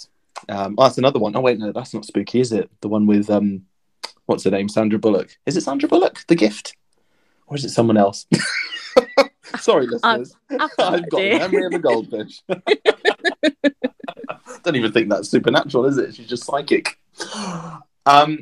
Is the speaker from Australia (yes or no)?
no; Pembrokeshire, Wales, United Kingdom; I grew up in Pembrokeshire